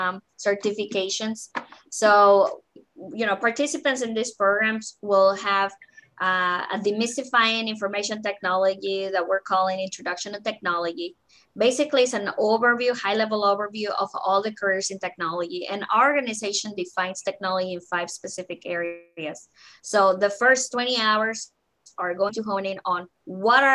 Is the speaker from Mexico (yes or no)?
yes; Mexico; English is a second language; now in Council Bluffs, United States; I was born and raised in Mexico.